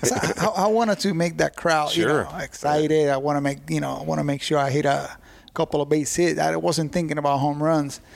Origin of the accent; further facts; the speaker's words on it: Puerto Rico; moved away; to play in my home country